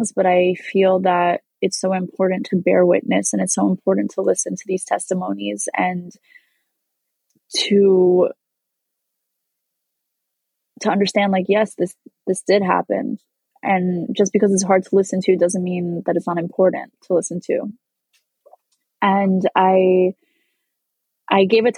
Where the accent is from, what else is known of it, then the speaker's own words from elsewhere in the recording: New York, United States; As a Jew growing up in New York